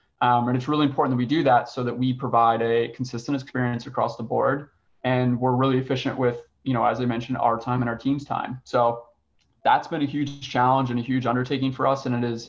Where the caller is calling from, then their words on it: Richmond, Virginia, United States; I'm calling in from Richmond, Virginia